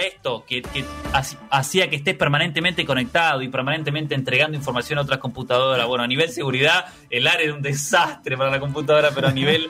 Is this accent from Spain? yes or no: no; Argentina; somos de acá